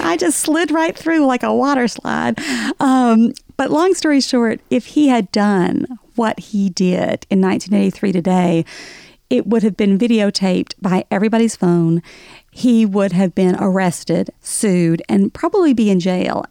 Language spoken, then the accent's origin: English; Alabama, United States; accent: Southern; moved away as an adult; now in New York, United States; growing up in Alabama, nobody was out of the closet in the 80s.